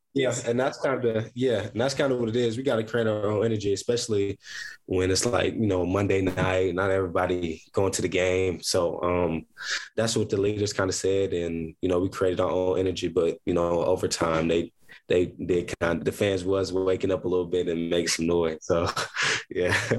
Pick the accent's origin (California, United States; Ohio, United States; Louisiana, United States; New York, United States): Ohio, United States; Columbus; also born or lived in Akron, Ohio; I am from Columbus, Ohio. I'm born and raised from Columbus, Ohio.